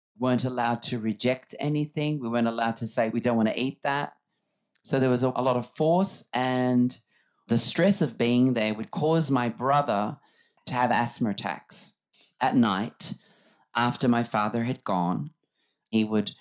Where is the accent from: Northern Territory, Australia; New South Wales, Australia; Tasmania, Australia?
New South Wales, Australia; Sydney; also born or lived in Redfern; I grew up in Surrey Hills in Sydney, in my grandmother and grandfather's house